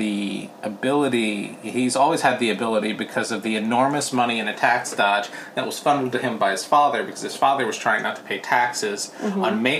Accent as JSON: {"language": "English", "region": "New Jersey", "country": "United States", "tie": "born or raised there", "also_born_or_lived": "Portland, Oregon / New York City", "moved": "yes", "lives_now": "Los Angeles, United States", "said": "I mean, I grew up in New Jersey"}